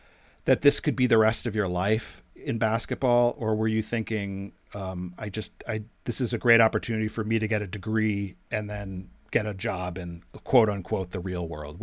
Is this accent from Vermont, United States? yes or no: yes; Vermont, United States; I'm from Vermont